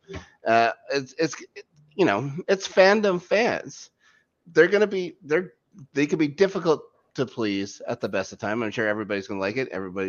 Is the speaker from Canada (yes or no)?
yes; Canada; I'm still Canadian.